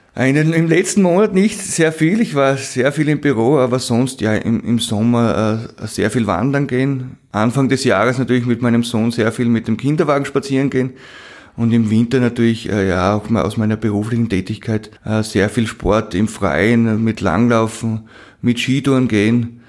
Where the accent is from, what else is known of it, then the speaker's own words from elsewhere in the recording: Eisenerz, Styria, Austria; Der steht bei uns in Eisnetz, auf das sind wir auch stolz